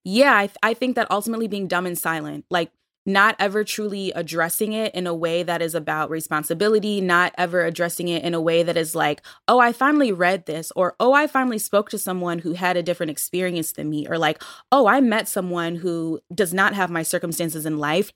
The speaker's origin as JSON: {"language": "English", "town": "Buffalo", "region": "New York", "country": "United States", "moved": "yes", "said": "when I lived in Buffalo, which is not the Midwest, but I'm from Buffalo"}